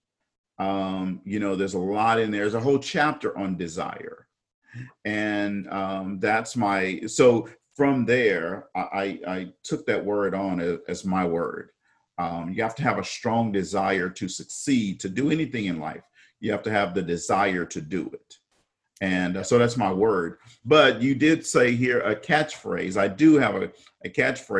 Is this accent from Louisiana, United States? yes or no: yes; Lake Charles, Louisiana, United States; I was born and raised in Lake Charles, Louisiana